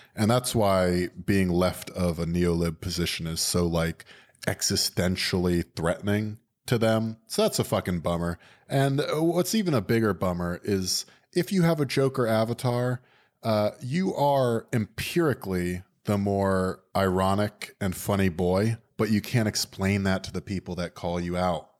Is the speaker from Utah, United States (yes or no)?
no; Florida, United States; I'm from Florida